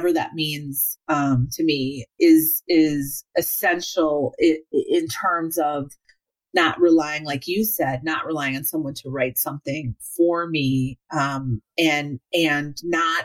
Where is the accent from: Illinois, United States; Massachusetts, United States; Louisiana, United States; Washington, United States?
Illinois, United States; Evanston; I grew up in Evanston, Illinois